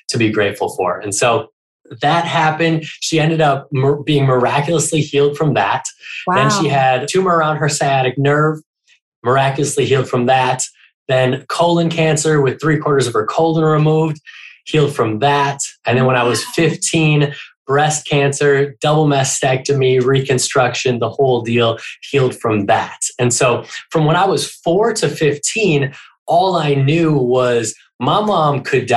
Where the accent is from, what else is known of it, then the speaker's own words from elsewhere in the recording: Minneapolis, Minnesota, United States; moved away; when I was a kid growing up in Minneapolis, Minnesota, in the snow, which we actually just moved back up here as well.